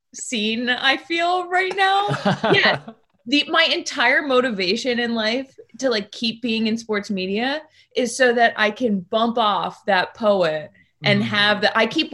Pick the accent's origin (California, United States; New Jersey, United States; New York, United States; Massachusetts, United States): Massachusetts, United States; outside of Boston; moved away; also born or lived in Maine; I'm from New England. So I grew up in... You're a Massel. Yeah, outside of Boston, and I've spent a bunch of time in Maine